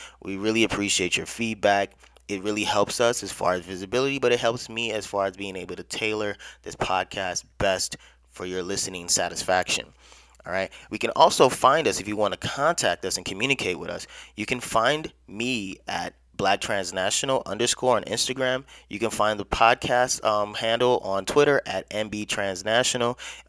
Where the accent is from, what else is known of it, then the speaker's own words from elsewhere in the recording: Chicago, Illinois, United States; also born or lived in Nigeria; and she is in Chicago, where I'm originally from. And well, as far as growing up, I was born in Nigeria.